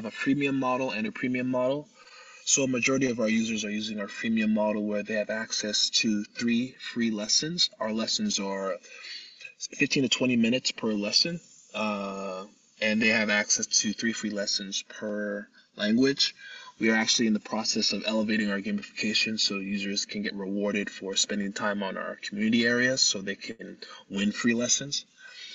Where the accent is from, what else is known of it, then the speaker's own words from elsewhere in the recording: United States; my mother was a single mother, and she raised me in the States